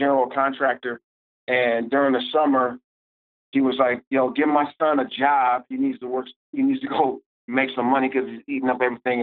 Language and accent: English; Oakland, California, United States; I'm from Oakland, California